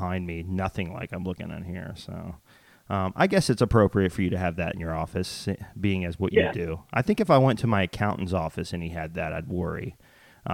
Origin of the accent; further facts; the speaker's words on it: Texas, United States; I'm a Texas boy